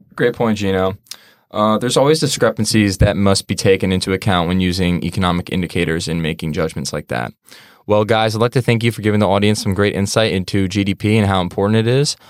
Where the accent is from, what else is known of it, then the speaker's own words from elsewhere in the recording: New York, United States; I'm from Pro of New York and live about ten minutes away from Stack